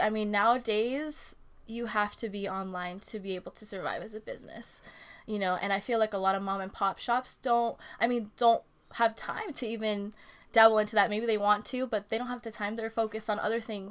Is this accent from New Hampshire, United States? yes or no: no; Oxnard, California, United States; also born or lived in Oahu, Hawaii; I am an Oxnard native